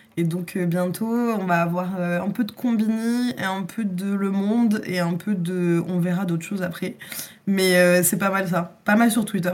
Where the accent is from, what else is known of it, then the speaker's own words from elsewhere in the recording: France; en tant que Français